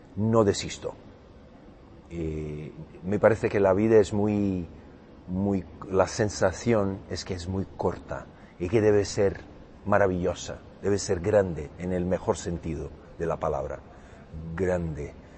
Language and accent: Spanish; Brazil; Spanish is a second language; soy brasileño, eh, acento portugués